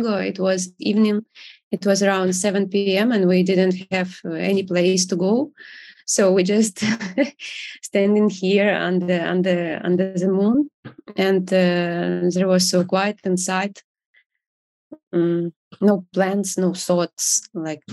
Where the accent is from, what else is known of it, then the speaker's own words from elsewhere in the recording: Kyiv, Ukraine; moved away as an adult; originally we are from Kiev, Ukraine, and we lived here for the whole life, and our kids were born here.